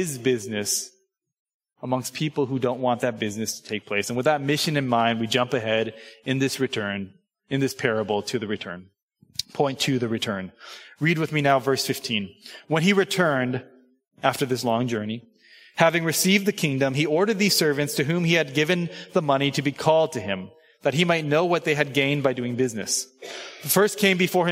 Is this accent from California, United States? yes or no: yes; Southern California, United States; moved away as an adult; I grew up in Southern California, right? Suburban Asian American kid in Southern California